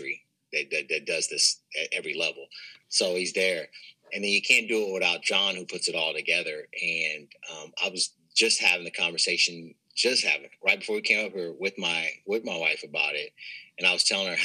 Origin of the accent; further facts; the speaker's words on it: Kansas City, United States; moved away; I'm from Kansas City and I have a lot of people from back home